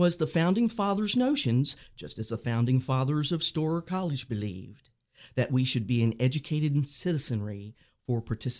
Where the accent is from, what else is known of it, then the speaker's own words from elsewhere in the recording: West Virginia, United States; moved away; this is actually my home county, so I'm thrilled to be back in my home county.